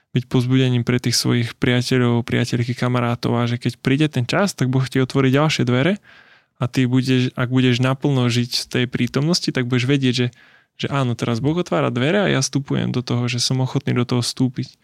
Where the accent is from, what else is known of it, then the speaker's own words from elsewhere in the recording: Slovakia; moved away; Ja pochádzam z Tvorošina